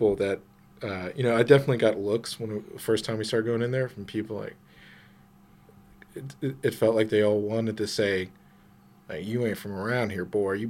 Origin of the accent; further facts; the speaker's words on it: Germany; So we lived in Germany, right? I grew up in Germany.